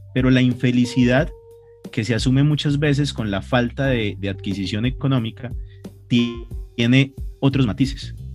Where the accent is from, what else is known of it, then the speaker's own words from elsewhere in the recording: Colombia; como colombianos estábamos acostumbrados